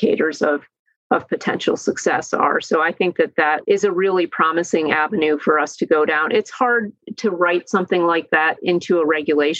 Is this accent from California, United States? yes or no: no; Cleveland, Ohio, United States; I'm from Cleveland, Ohio